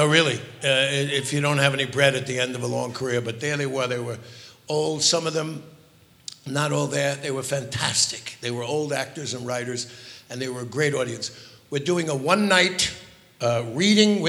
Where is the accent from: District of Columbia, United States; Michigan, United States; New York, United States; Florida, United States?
New York, United States; New York City; I'm from the Bronx